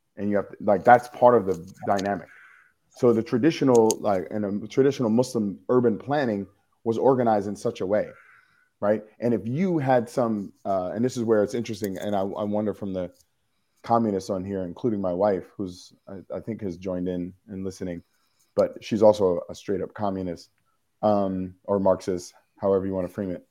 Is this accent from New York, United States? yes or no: yes; New York City, New York, United States; I am a New Yorker